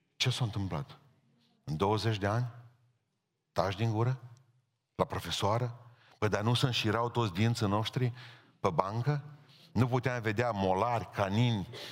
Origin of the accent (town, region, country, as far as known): Bihor County, Romania; born or raised there